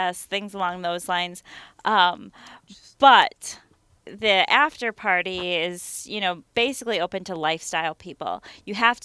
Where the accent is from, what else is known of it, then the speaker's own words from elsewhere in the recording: central Minnesota, United States; we come from a very small town in central Minnesota